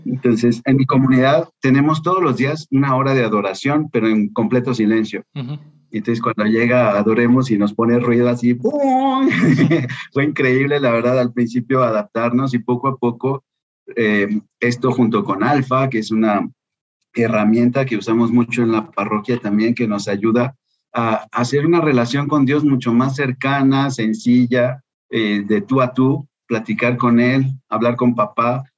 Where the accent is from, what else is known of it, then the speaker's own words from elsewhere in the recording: Guadalajara, Jalisco, Mexico; moved away as an adult; also born or lived in France; now in Mexico City, Mexico; Soy entonces originario de Guadalajara eh, tengo 50 años